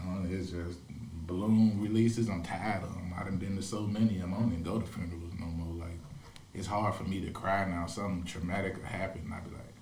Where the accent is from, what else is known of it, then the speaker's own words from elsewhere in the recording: the South, United States; moved away; I'm from the South